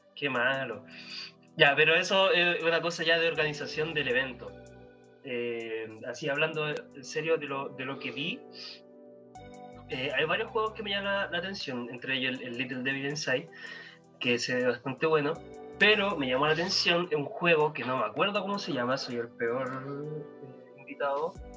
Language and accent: Spanish; Chile; porque somos chilenos